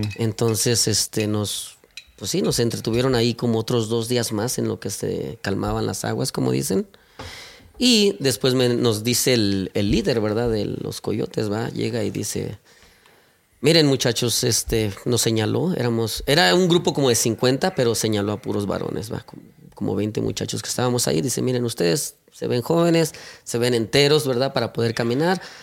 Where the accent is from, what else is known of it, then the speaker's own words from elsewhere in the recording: Mexico City, Mexico; moved away as an adult; also born or lived in Puebla, Mexico; yo nací en el estado de Puebla, ¿verdad? A los siete años perdimos a mi padre, ¿verdad? Entonces, pues mi familia nos tuvimos que mover al, Distrito Federal. Por ahí estuvimos alrededor de otros siete años